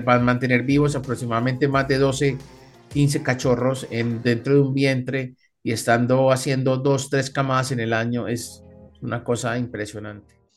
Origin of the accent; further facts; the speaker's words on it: Colombia; aquí en Colombia